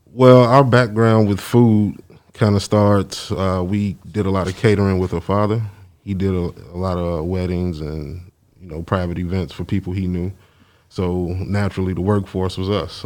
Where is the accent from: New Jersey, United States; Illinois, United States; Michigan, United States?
Illinois, United States; Chicago; moved away as an adult; also born or lived in Memphis; we are from Chicago